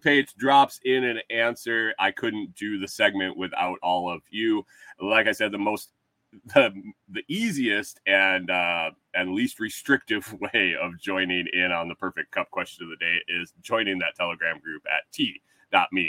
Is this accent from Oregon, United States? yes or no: no; Minnesota, United States; accent: Minnesota; my Minnesota accent